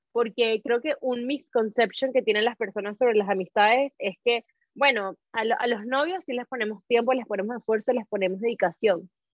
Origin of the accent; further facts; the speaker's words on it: Caracas, Capital District, Venezuela; moved away as an adult; also born or lived in Spain / Tenerife / Luxembourg; now in Madrid, Spain; yo nací en Caracas